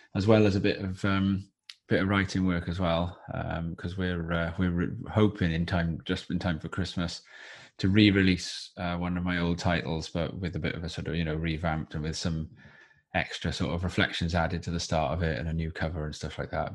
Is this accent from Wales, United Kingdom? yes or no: yes; Wales, United Kingdom; also born or lived in Watford; when I was growing up in, in, in, you know, in Wales and younger